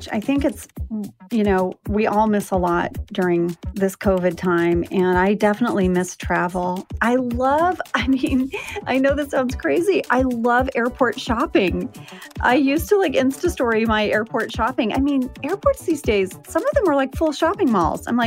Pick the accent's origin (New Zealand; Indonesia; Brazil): Indonesia; Jakarta; So, I grew up overseas. I grew up in Jakarta, Indonesia. My dad was a drilling engineer, and we would go to Bali quite a bit.